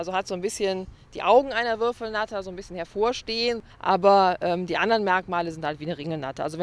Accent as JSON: {"language": "German", "town": "Oberkassel", "region": "North Rhine-Westphalia", "country": "Germany", "said": "Wir kommen zwar aus Oberkassel, aber man erfährt doch einiges Neues."}